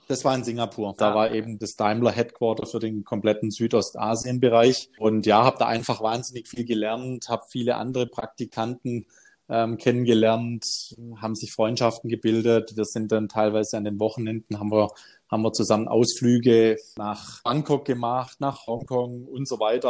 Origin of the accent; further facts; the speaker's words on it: Benningen am Neckar, Baden-Württemberg, Germany; im eigenen Ort bei uns in Benningen im Landkreis Ludwigsburg